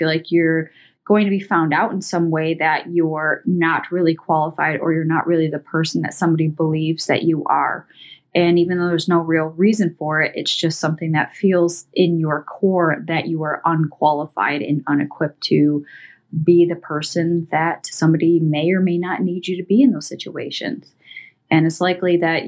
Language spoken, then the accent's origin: English; Columbus, Ohio, United States; I'm over here from Columbus, Ohio